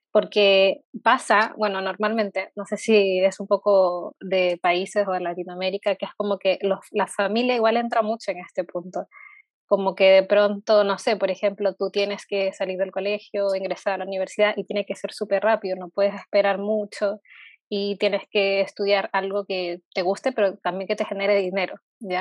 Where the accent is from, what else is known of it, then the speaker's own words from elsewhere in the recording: Peru; now in Chile; yo, por ejemplo, soy de Perú, vivo acá en Chile